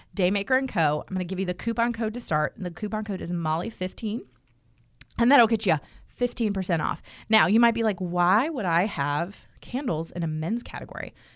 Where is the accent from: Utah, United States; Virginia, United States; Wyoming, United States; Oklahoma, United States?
Virginia, United States; Northern; moved away; I grew up in Northern Virginia, right outside of Washington, D C